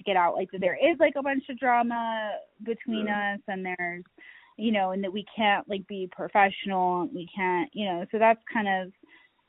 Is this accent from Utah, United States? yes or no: yes; Utah, United States; now in Colorado Springs, United States; I grew up in Utah